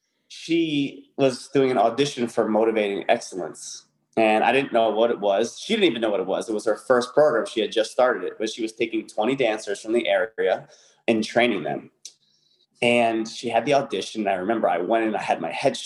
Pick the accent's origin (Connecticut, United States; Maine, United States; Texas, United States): Connecticut, United States; moved away as an adult; I was from Connecticut at the time.